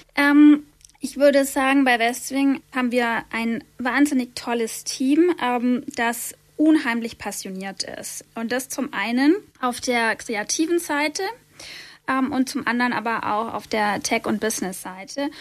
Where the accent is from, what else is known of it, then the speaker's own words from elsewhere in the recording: Nördlingen, Bavaria, Germany; moved away as an adult; now in Munich, Germany; ich bin gebürtig aus Nördlingen, das ist in Nordschwaben, und bin aufgewachsen auf einem kleinen Dorf, Löpsingen